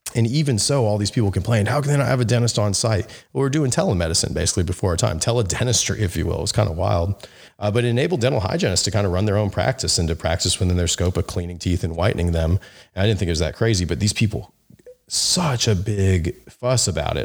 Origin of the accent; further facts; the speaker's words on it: Memphis, Tennessee, United States; I'm from Memphis